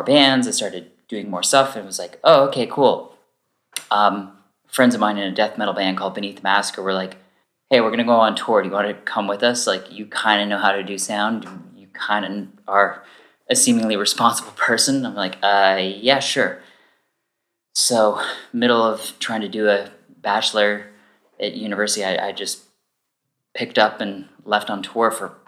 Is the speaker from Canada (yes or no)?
yes; East Coast of Canada, Canada; moved away; I'm originally from the east coast of Canada